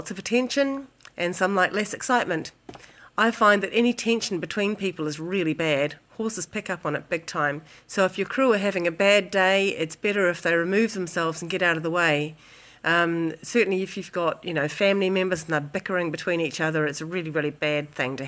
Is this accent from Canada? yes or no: no; New Zealand; from New Zealand